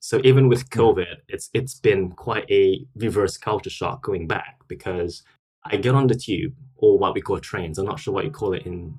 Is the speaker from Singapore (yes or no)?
yes; Singapore; moved away as an adult; now in London, United Kingdom; So I grew up in Singapore, very beautiful, very sunny, very conservative. And I've been based in London, UK for the past 8 years now. So I came here from undergrad.